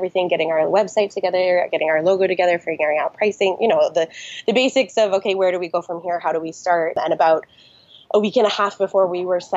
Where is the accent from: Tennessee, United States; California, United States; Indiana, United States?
California, United States; Lake Tahoe; I am born and raised in Lake Tahoe, California